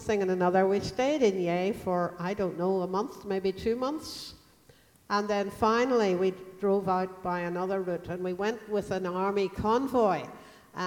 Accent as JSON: {"language": "English", "country": "Ireland", "said": "as an Irish person"}